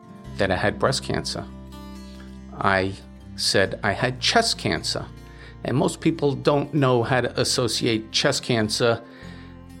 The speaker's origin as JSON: {"language": "English", "town": "New York City", "region": "New York", "country": "United States", "tie": "born or raised there", "moved": "yes", "lives_now": "Cuddybackville, United States", "said": "I'm born and bred in the Bronx, New York, and I currently reside in Orange County, New York, in a hamlet called Cuddybackville."}